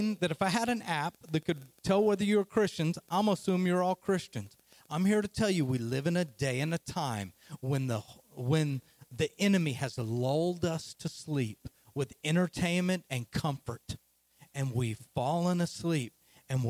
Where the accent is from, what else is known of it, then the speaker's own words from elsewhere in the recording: Oklahoma, United States; I'm from Oklahoma, as you can hear the accent